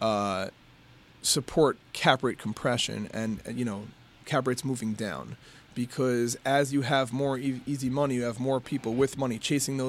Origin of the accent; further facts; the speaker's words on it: New York, United States; now in Detroit, United States; At heart, I'm a New Yorker.